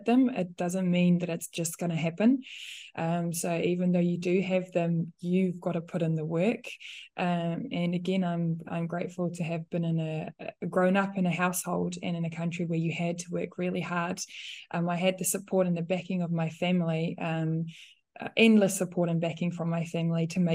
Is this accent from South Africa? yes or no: yes; South Africa; English is a second language; moved away as an adult; now in New Zealand; me being a South African, having moved here